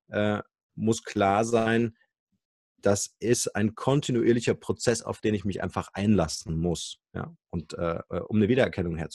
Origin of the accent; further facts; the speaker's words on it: Munich, Bavaria, Germany; kann ich als Münchner Arzt natürlich auch einem Hamburger Publikum oder Hamburger Internetnutzern mein Wissen anbieten.